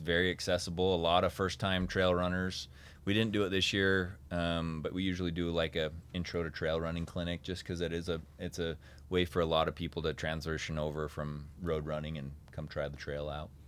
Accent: North Ogden, Utah, United States; I grew up in North Ogden, so I grew up playing in Coldwater Canyon.

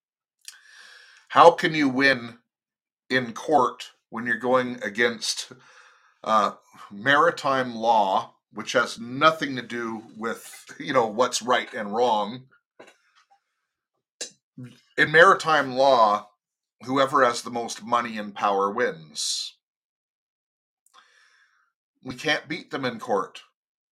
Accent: United States; now in Canada; I am an American. Yes, I am in Canada, but I'm an American

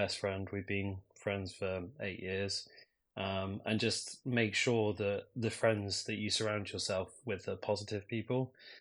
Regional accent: Edinburgh, Scotland, United Kingdom; now in London, United Kingdom; I'm back home in London, but yes, I am from Edinburgh

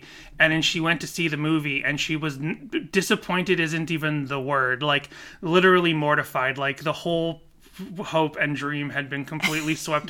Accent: South Korea; I forgot that I'm from Korea, and when we're born, we're automatically one, and then we become two on our first birthday.

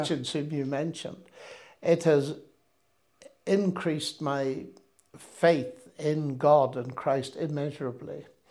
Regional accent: Northern Ireland, United Kingdom; moved away as an adult; also born or lived in Cambridge / Oxford; I come from Northern Ireland, which in those days was very sectarian

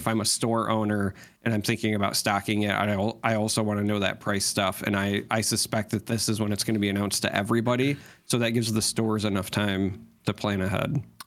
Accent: United States; as an American

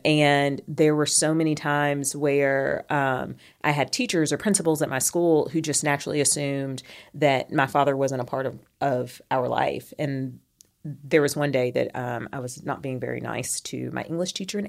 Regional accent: Kentucky, United States; also born or lived in Europe; now in Huntsville, United States; I am from Kentucky, but I also say all over. I grew up in a military family, so we spent a lot of time in Europe growing up and then moved stateside when I was a preteen.

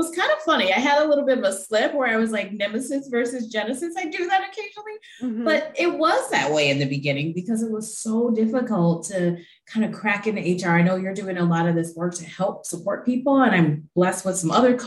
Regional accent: Milwaukee, Wisconsin, United States; now in Pittsburgh, United States; I'm from Milwaukee originally

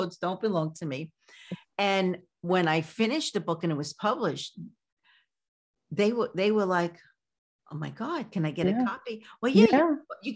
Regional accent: New York City, New York, United States; I grew up in Coney Island in Brooklyn

